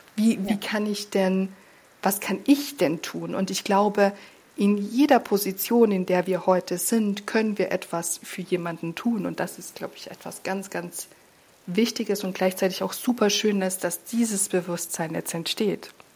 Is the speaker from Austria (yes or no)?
yes; Austria; moved away as an adult; also born or lived in Slovenia; now in Hamburg, Germany; ich wurde in Österreich äh, total christlich sozialisiert